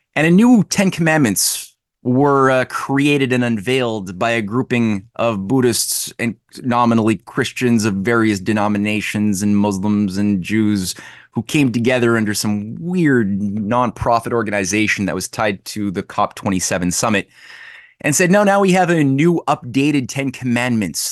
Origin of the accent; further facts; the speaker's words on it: Quebec, Canada; I'm from Quebec